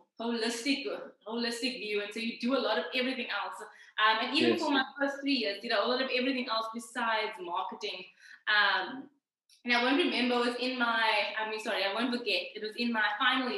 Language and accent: English; Cape Town, Western Cape, South Africa; I am from Cape Town.